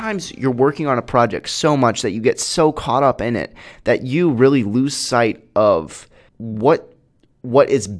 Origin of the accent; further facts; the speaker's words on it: Peoria, Illinois, United States; I'm a filmmaker from Peoria, Illinois